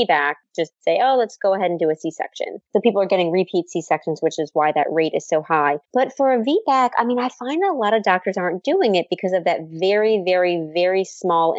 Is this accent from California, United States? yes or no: no; New Orleans, Louisiana, United States; moved away; my hometown